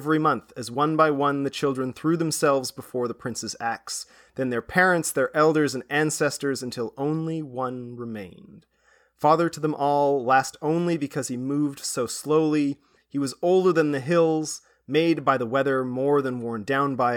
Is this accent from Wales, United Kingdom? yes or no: yes; Wales, United Kingdom; moved away; I come from Wales. It's like I have some family there still